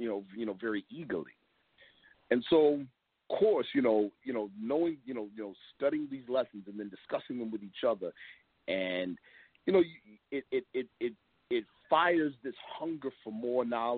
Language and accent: English; Long Beach, Los Angeles, California, United States; also born or lived in New York; I was born out west. I was born in Long Beach, California, and then came to live with my father at age 4 in New York. And then 3 years later, was back in L.A. with my mother